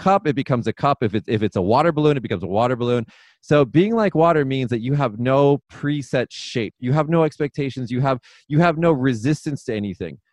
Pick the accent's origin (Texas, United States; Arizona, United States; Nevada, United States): Nevada, United States; Las Vegas; moved away as an adult; now in Japan; I'm actually originally from Las Vegas